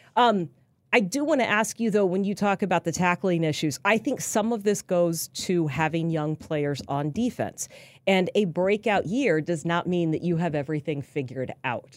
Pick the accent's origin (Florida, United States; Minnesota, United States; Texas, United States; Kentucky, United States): Texas, United States; Houston; moved away; I grew up in Houston.